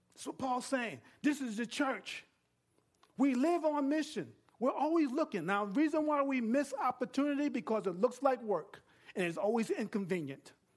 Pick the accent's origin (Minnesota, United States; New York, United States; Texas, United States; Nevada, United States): New York, United States; moved away; I'm from New York